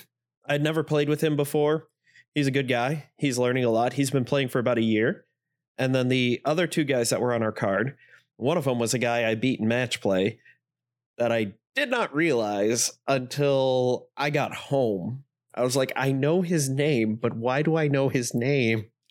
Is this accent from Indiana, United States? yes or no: yes; Northeast Indiana, United States; I am from Northeast Indiana